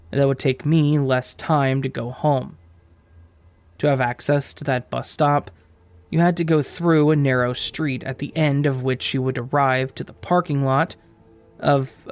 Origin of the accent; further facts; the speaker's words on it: France; English is a second language; I'm from France, so driving below 18 years old, which is the majority there, is pretty much illegal.